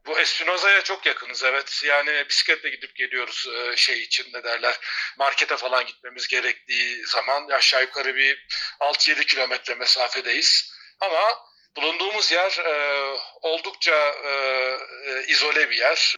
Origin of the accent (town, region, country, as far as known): Turkey; moved away as an adult; also born or lived in Taurus Mountains, Turkey; now in Spain